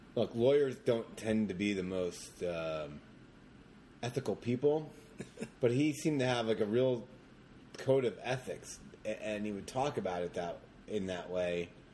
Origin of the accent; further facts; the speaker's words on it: Jersey Shore, New Jersey, United States; also born or lived in Long Branch, New Jersey; I grew up in the Jersey Shore.